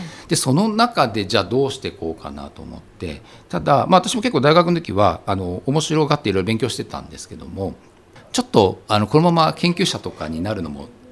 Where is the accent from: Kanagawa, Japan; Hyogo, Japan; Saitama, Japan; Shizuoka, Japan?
Saitama, Japan; Kawaguchi; also born or lived in Kyoto; もともと私の実家が埼玉県の川口というところで鋳物工場をやってたんですね